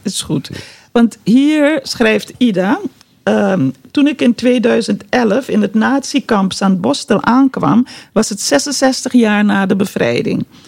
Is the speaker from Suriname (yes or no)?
yes; Suriname; moved away; Suriname, ons geboorteland